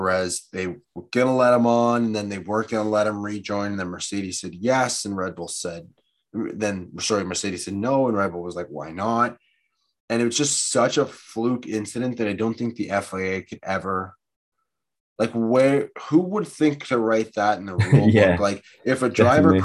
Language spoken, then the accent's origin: English; Canada; I'm American, well, Canadian